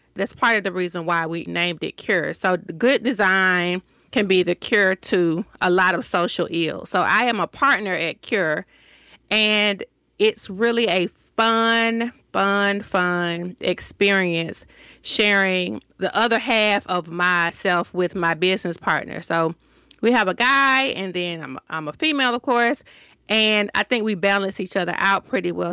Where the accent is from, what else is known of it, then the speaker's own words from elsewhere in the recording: Decatur, Georgia, United States; accent: Southern; moved away as an adult; also born or lived in Hampton, Virginia; now in Washington, DC, United States; I am from Decatur, Georgia.